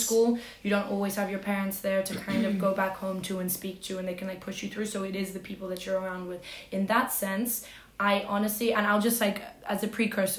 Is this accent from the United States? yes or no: no; Australia; I grew up in Australia, and I have, like, a very Latin family